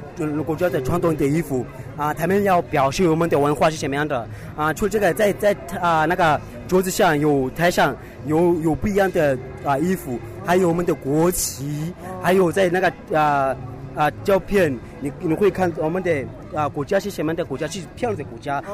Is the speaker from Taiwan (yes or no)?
no; South Africa; Chinese is a second language; moved away as an adult; now in Beijing, China; 我来自南非